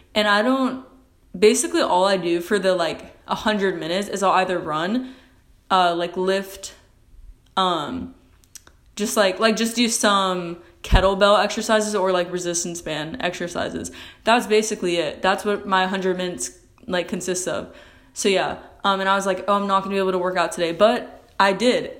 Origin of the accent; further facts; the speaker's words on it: United States; I'm an American